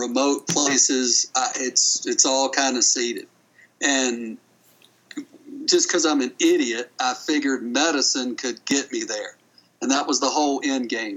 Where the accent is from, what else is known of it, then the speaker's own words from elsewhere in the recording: Boone, North Carolina, United States; moved away; I'm a redneck from North Carolina, from Boone